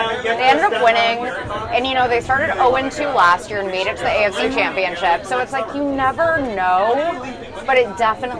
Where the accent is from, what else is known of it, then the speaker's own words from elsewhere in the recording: Cincinnati, Ohio, United States; also born or lived in Boston, Massachusetts; I'm basically born and raised in Cincinnati, except I lived in Boston for the first 2 years of my life because of my dad's job.